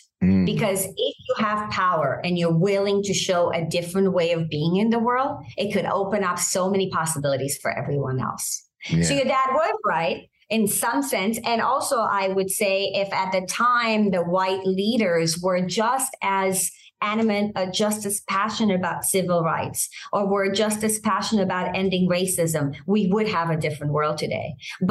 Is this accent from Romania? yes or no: yes; Romania; English is a second language; moved away; I think I came as a refugee from Romania. And I think that has impacted the way I see the world.